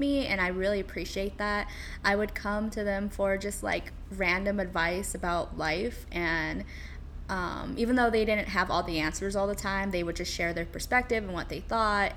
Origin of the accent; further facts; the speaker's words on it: California, United States; moved away as an adult; now in New York City, United States; I am from California and I moved to New York City about five ish years ago